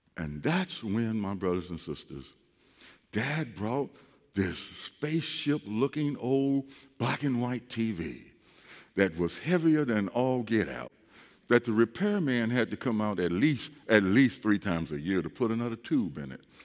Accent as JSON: {"language": "English", "town": "East St. Louis", "region": "Illinois", "country": "United States", "tie": "born or raised there", "said": "I grew up in East St. Louis"}